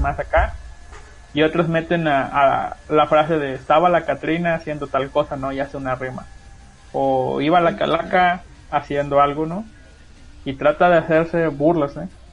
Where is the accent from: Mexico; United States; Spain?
Mexico; Huasteca